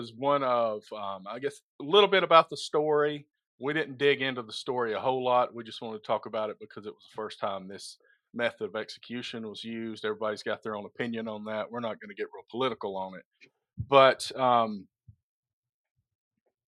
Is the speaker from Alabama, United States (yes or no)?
yes; Alabama, United States; I'm from Alabama. I went to the Alabama public school system